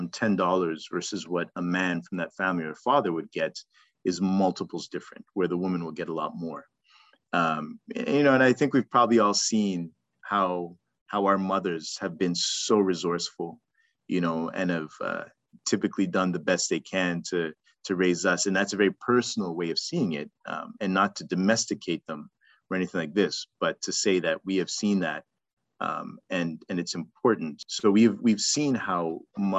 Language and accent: English; Zimbabwe; now in Toronto, Canada; I'm from Zim